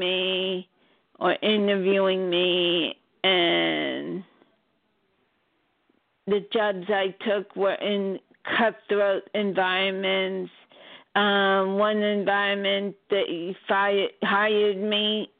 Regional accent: Baldwin, New York, United States; also born or lived in Flushing, New York; I was born in Flushing, New York, but I lived as a child in Baldwin, Long Island

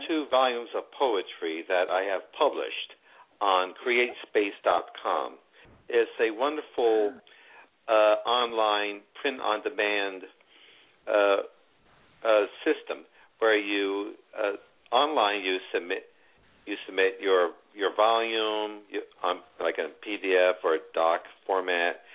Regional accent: Luzerne County, northeastern Pennsylvania, United States; now in Philadelphia, United States; I'm from the northeastern part of Pennsylvania, in Luzerne County

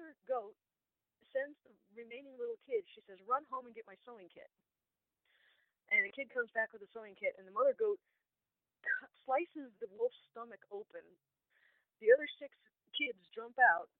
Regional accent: Chicago suburbs, Illinois, United States; now in Peoria, United States; I grew up about 2.5 hours north in the Chicago suburbs

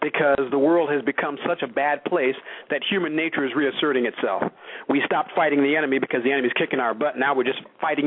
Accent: New York City, New York, United States; I've lived in New York. I grew up in New York

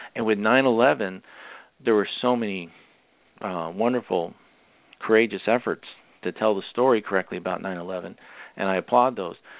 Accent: Massachusetts, United States; I am originally from Massachusetts

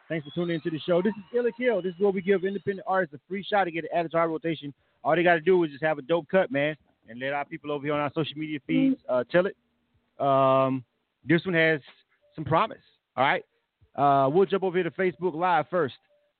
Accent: Florida, United States

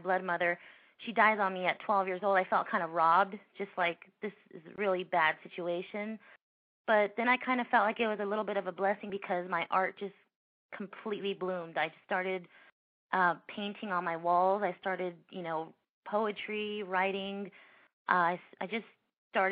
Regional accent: Los Angeles, California, United States; now in Orange County, United States; I grew up in the San Fernando Valley, which is a little bit away from Los Angeles. I'm in Orange County now

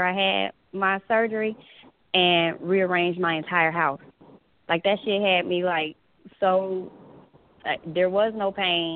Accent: California, United States; I'm from California

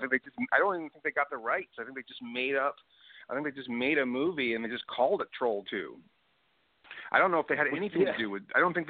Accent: Sacramento, California, United States; Wow, I'm from Sacramento.

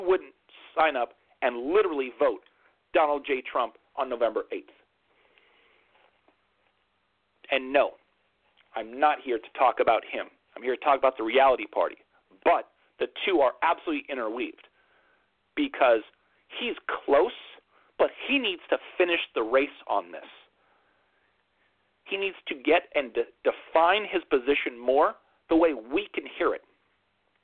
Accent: United States; as an American.

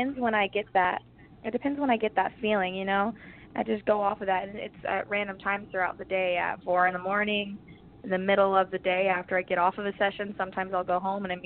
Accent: Mississippi, United States; also born or lived in Nashville, Tennessee; now in Los Angeles, United States; I was born in Nashville, Tennessee, and then when I was around 2 years old, I moved to Mississippi. And living in the South and growing up

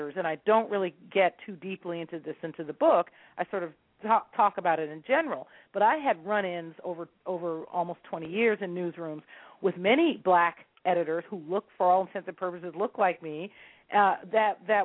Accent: San Francisco, California, United States; San Francisco is my hometown

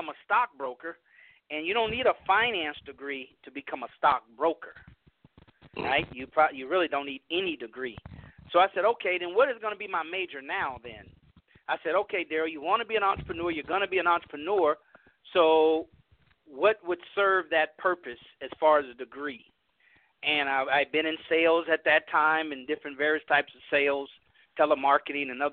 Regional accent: California, United States; moved away as an adult; also born or lived in San Francisco / Houston, Texas; I grew up middle class black in California, integrated.

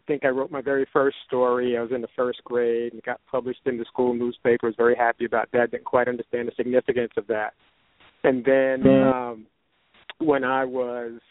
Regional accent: New York City, New York, United States; I'm from the East Coast, New York City, Brooklyn, the neighborhood of Bushwick in Brooklyn, grew up there

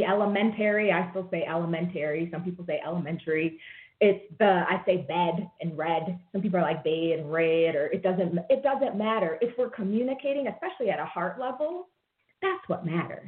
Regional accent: Rochester, New York, United States; I was born and raised in Rochester, New York

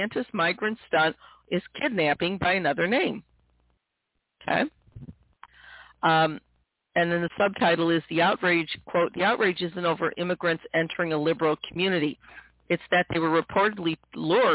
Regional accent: St. Louis, Missouri, United States; I grew up in the Midwest, in St. Louis, Missouri

